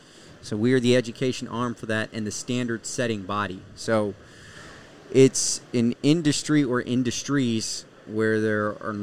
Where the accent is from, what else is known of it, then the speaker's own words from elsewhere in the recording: Las Vegas, Nevada, United States; moved away as an adult; also born or lived in Washington, D.C.; my hometown of Las Vegas, Nevada.